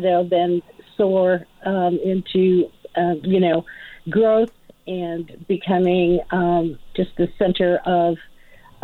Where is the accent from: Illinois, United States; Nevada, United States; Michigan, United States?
Nevada, United States; Las Vegas; moved away as an adult; Born and raised, yes, 60 years I was there